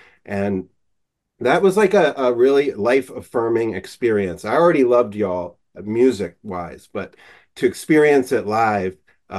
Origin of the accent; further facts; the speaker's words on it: Philadelphia, Pennsylvania, United States; I'm from Philadelphia